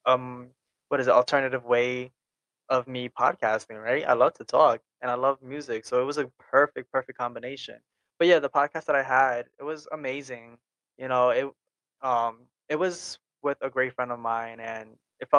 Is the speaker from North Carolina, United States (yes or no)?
no; New York, United States; accent: New York; I'm from New York